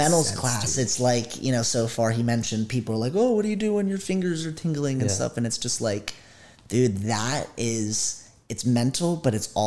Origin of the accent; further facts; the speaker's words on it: Maryland, United States; moved away as an adult; now in Washington, United States; I'm from Maryland, and I moved out here 6 months ago